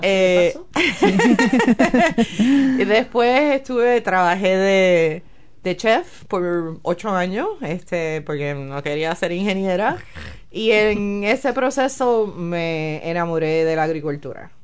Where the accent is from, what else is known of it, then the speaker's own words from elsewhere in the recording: San Juan, Puerto Rico; moved away as an adult; also born or lived in United States; now in Tauranga, New Zealand; yo soy de la capital, yo soy de San Juan. Este, nací, crecí